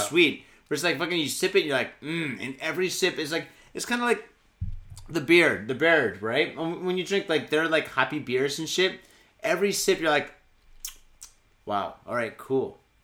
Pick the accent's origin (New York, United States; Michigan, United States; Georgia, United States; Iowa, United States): Michigan, United States; Detroit; now in Japan; I'm from Michigan, I'm from Detroit